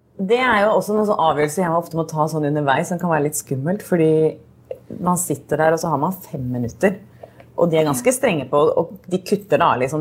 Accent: Norway; moved away; hjemme i Norge

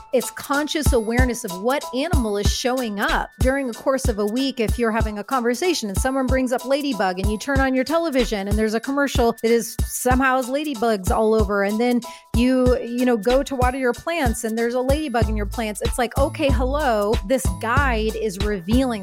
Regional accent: Midwest, United States; I come from the Midwest.

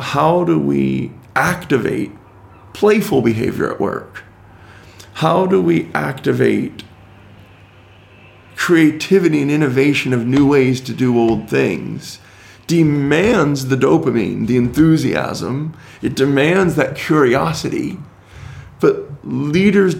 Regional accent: United States; as an American

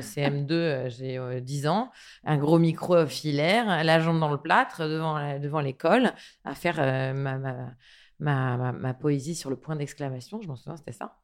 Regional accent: France; je suis née en France

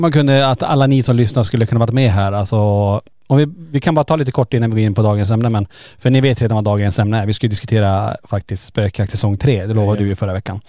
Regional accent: Kiruna, Norrbotten County, Sweden; är vi ju födda och uppvuxna i Kiruna

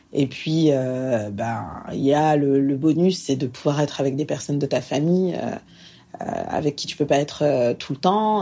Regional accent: France; moved away as an adult; now in Montreal, Canada; je vis actuellement à Montréal, donc euh, je suis française, je vis ici maintenant depuis 5 ans

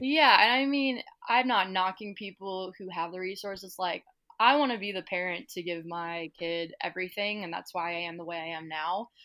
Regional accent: Kansas City, Missouri, United States; I am from Kansas City, Missouri

